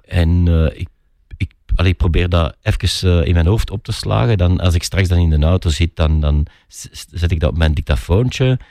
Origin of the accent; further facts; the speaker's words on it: Flanders, Belgium; wij in Vlaanderen